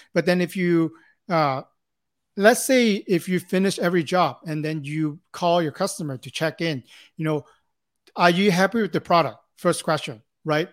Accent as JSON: {"language": "English", "country": "Hong Kong", "tie": "born or raised there", "moved": "yes", "lives_now": "Los Angeles, United States", "said": "born and raised in Hong Kong, uh, came to Los Angeles here in nineteen"}